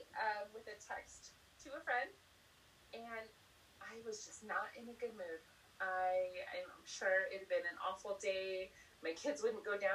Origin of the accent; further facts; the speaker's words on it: Southern California, United States; accent: Valley girl; moved away as an adult; also born or lived in Provo, Utah; now in New Mexico, United States; I am from Southern California, born and raised, except for 10 months when I lived in Provo, Utah